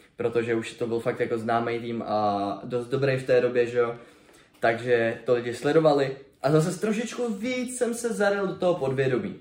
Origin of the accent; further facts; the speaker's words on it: Brno, South Moravian Region, Czechia; Jsem z Brna, takže jsem měl výstaviště relativně poblíž